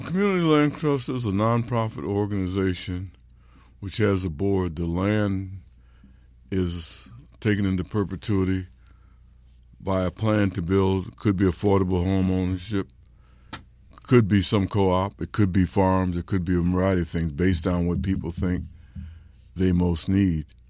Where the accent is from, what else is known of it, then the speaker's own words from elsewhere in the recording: Rochester, New York, United States; moved away as an adult; also born or lived in Berkeley, California; Rochester, New York, my hometown.